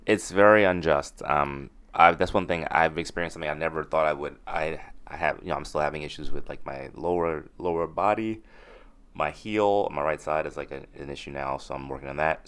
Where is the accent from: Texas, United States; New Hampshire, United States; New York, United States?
New York, United States; New York City; I grew up in Crown Heights